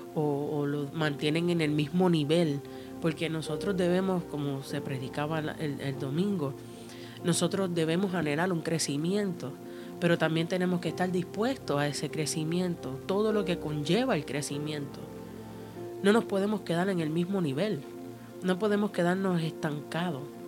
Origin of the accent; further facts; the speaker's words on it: Puerto Rico; also born or lived in Cuba; yo soy eh, puertorriqueña, eh, mitad cubana